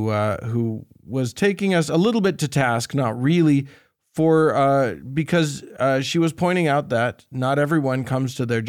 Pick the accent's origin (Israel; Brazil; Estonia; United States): Estonia; I'm from Estonia, and we are often labeled as Nazis in Russian propaganda, too.